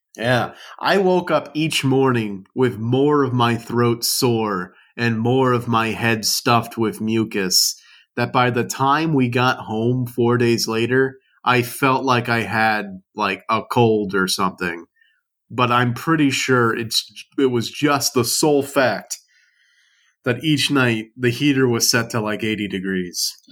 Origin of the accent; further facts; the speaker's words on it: South Louisiana, United States; I grew up in South Louisiana